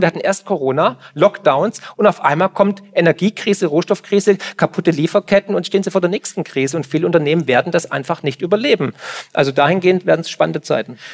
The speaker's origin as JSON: {"language": "German", "region": "Swabia", "country": "Germany", "said": "ich komme aus dem Schwabenland"}